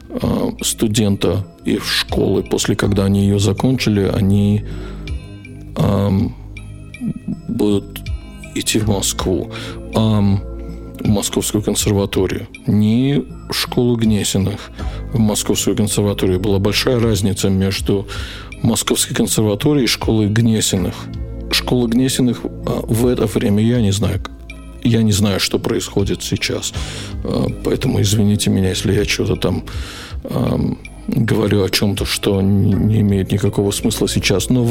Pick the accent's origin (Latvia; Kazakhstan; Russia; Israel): Latvia; Riga; born there; Я родился в Риге, в Латвии, в 62 году, в феврале.